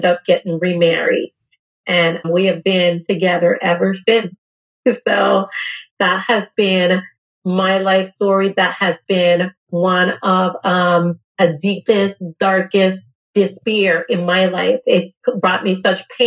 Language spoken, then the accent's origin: English; U.S. Virgin Islands; I'm coming from St. Thomas, Virgin Islands, just like you, a small little community.